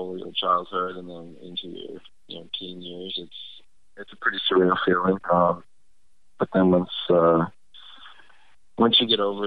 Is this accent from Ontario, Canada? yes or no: yes; Toronto, Ontario, Canada; growing up in Toronto